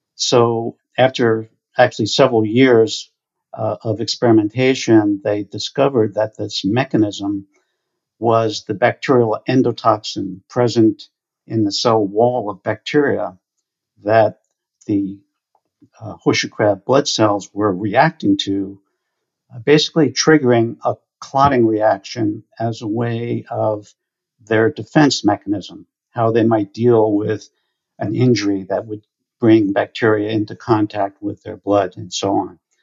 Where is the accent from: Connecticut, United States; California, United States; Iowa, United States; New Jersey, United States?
New Jersey, United States; New Jersey shore, United States; I grew up on the New Jersey shore.